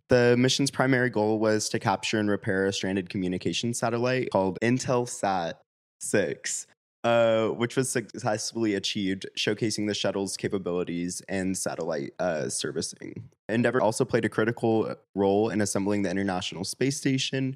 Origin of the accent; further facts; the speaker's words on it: Sacramento, California, United States; also born or lived in Los Angeles; I'm originally from Sacramento